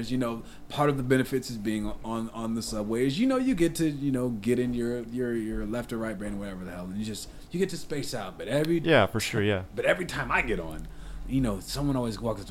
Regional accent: Lansing, Michigan, United States; I'm from Lansing

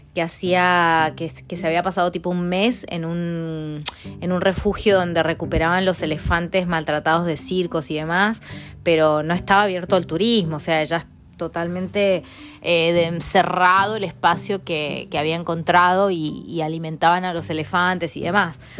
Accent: Argentina; moved away as an adult; also born or lived in Mendoza / Milan, Italy; now in England, United Kingdom; cuando me fui de Argentina

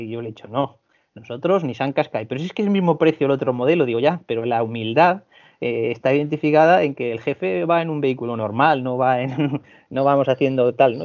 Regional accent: Asturias, Spain; moved away as an adult; also born or lived in Balearic Islands / Canary Islands / Vigo; procedo de Asturias

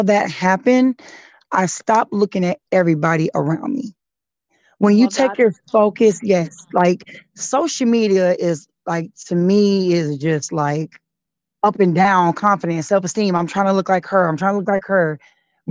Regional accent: California, United States; I was raised in California

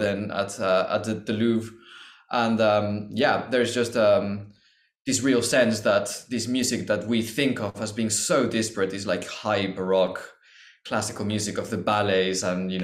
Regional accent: Mexico; now in London, United Kingdom; I'm originally from Mexico

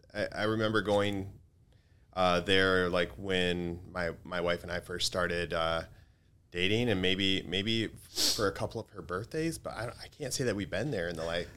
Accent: Grand Rapids, Michigan, United States; Actually, I was born in Easttown.

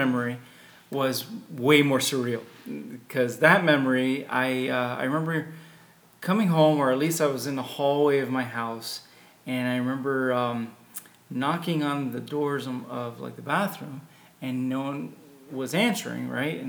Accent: Homestead, Florida, United States; I was born in Homestead, Florida, on the Air Force Base. Father's military

